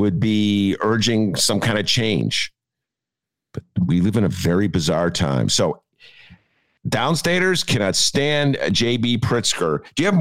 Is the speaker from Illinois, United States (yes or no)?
yes; Chicago, Illinois, United States; I'm a Chicagoan